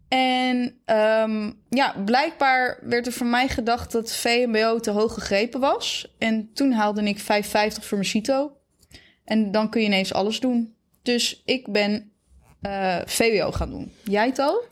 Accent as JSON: {"language": "Dutch", "town": "Zeewolde", "region": "Flevoland", "country": "Netherlands", "tie": "born or raised there", "said": "ik ben opgegroeid in Zeewolde."}